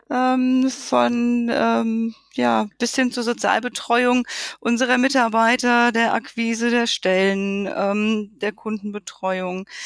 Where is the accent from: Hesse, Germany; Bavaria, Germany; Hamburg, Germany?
Hesse, Germany; weil ich wollte wieder zurück in meine Heimat. Ich komme nämlich ursprünglich hier aus dem Rhein-Main-Gebiet